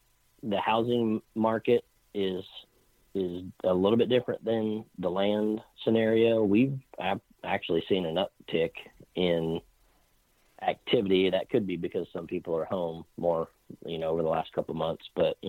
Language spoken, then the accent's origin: English; Clearwater, Kansas, United States; I grew up in a little small Midwestern town just south of Wichita called Clearwater, Kansas.